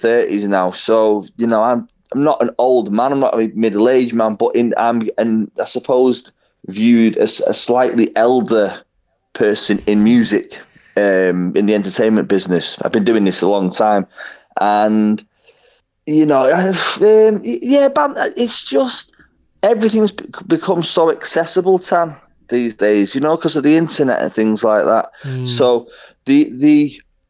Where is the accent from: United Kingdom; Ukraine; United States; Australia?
United Kingdom; Warrington, North West England; also born or lived in Liverpool / Manchester; And then my mum and dad moved out of Liverpool into Warrington